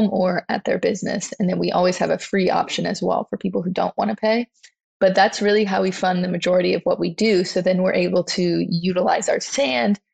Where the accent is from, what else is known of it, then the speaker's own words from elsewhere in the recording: Louisiana, United States; growing up in Louisiana